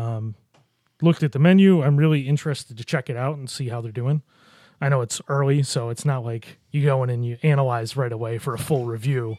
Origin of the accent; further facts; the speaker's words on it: Buffalo, New York, United States; moved away as an adult; now in Rochester, United States; I grew up in Buffalo